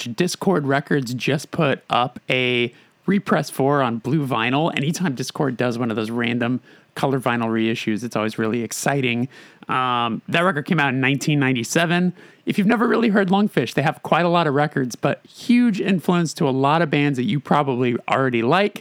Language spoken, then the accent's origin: English; Southern California, United States; I'm from Southern California